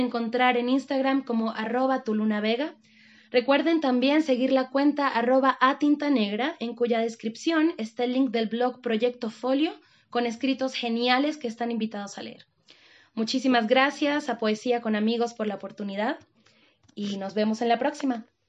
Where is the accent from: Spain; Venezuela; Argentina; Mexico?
Venezuela; Mérida; now in Bogotá, Colombia; Soy de Mérida, Venezuela, pero actualmente vivo en la hermosa ciudad de Bogotá, Colombia